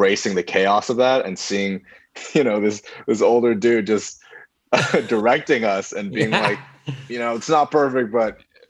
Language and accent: English; Beijing, China; moved away as an adult; now in United States; so I grew up in Beijing for most of my life. That's where I went to school and everything.